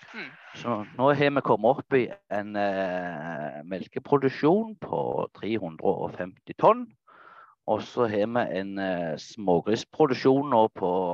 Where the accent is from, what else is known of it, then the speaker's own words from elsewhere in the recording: Nærbø, Rogaland, Norway; Jeg er fra Fladas eh, i Jæren. Eh, Nærbø